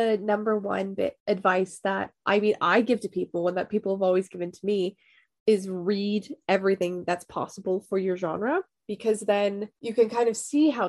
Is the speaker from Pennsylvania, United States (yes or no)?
yes; Pittsburgh, Pennsylvania, United States; moved away as an adult; now in London, United Kingdom; I am from Pittsburgh and I did go to Pitt. I then moved to London.